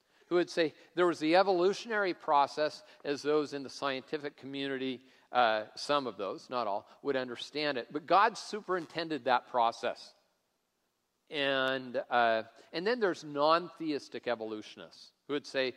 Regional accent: Tacoma, Washington, United States; I grew up in Tacoma driving old junky cars

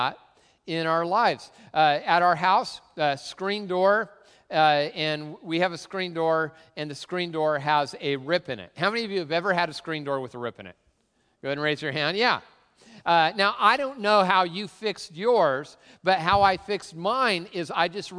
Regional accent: Tacoma, Washington, United States; I grew up in really the cultural center of the Pacific Northwest, Tacoma

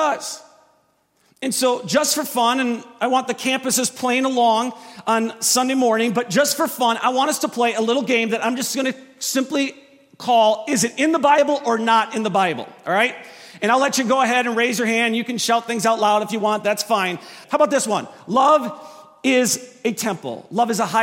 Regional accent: Wisconsin, United States; I am from Wisconsin. So we're about an hour north of Chicago and about a half an hour south of Milwaukee

